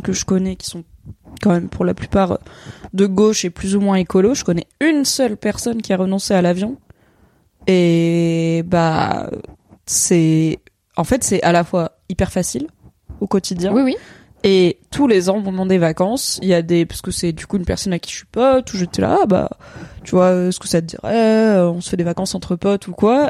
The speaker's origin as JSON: {"language": "French", "area": "Ardèche", "region": "Auvergne-Rhône-Alpes", "country": "France", "tie": "born or raised there", "moved": "yes", "said": "de là où j'ai grandi"}